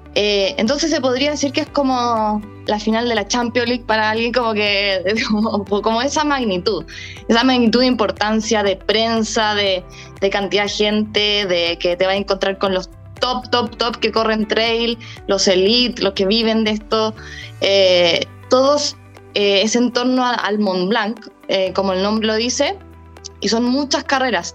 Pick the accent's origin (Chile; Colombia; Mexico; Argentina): Chile